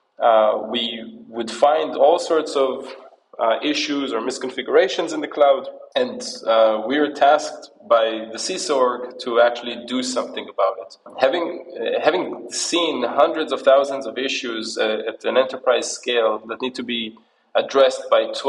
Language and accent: English; United States; also born or lived in Israel; I was born in Israel, but I actually grew up in the New York, New Jersey area.